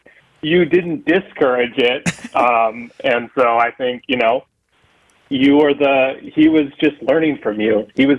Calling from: Maui, Hawaii, United States; I'm calling from Maui.

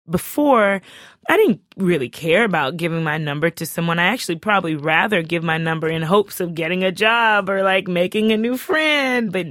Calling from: Oakland, California, United States; I'm from Oakland, California.

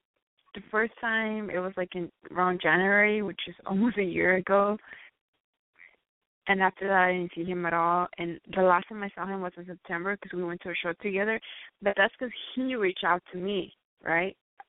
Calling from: Los Angeles, California, United States; I am calling from L.A. I am 23

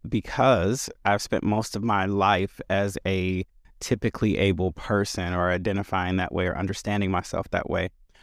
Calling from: Chicago, Illinois, United States; My pronouns are he, him, and I am joining from Chicago, where I serve in a few roles.

